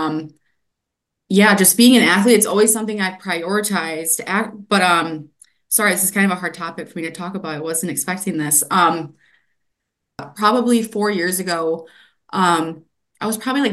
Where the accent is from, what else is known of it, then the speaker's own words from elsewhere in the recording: Grand Rapids, Michigan, United States; I grew up in Grand Rapids and I have never left